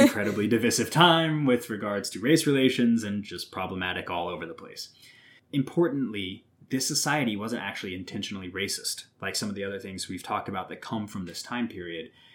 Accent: Southwest Missouri, United States; I'm from Southwest Missouri

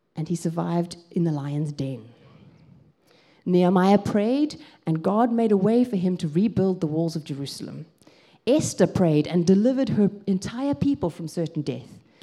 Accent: South Africa; moved away as an adult; also born or lived in Grahamstown, Eastern Cape, South Africa; now in England; I grew up in South Africa

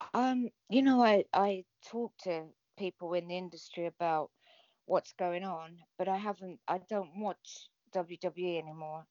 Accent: England, United Kingdom; I'm English

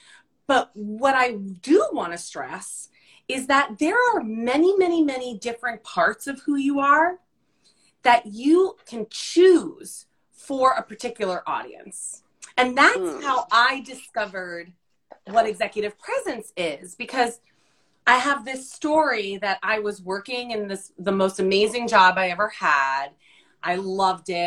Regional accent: New Jersey, United States; an Italian Jersey girl

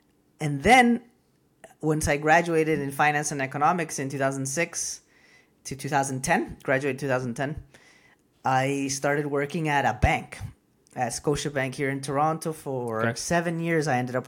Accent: Costa Rica; now in Canada; So I'm Costa Rican, born and raised, but my parents are Peruvian. So even growing up in Costa Rica, I was already kind of an immigrant.

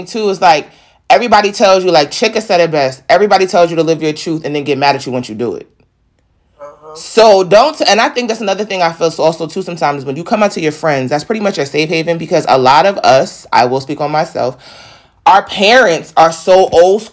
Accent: New York, United States; I'm from New York.

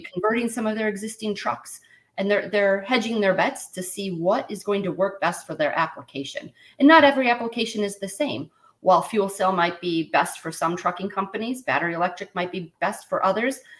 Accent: Los Angeles, California, United States; moved away; also born or lived in Midwest; I grew up in San Pedro um, by the port of Los Angeles and Long Beach

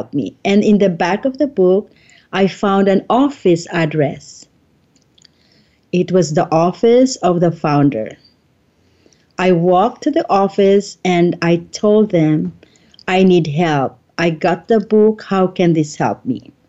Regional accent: Philippines; I'm from the Philippines

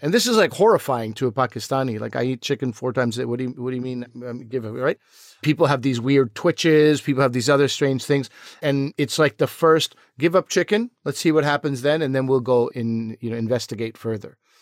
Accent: Quebec, Canada; growing up in Quebec, it was a lot of, like, Anglo versus Francophone

